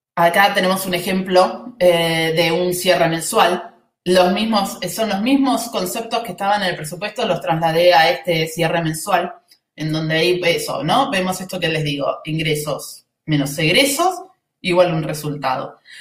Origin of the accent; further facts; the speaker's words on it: Argentina; se nota que soy argentina